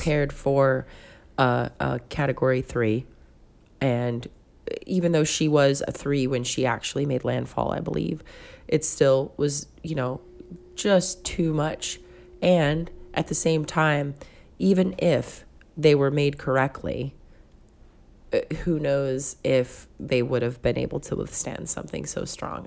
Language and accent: English; Concord, California, United States; moved away; also born or lived in Pascagoula, Mississippi; where I grew up in Concord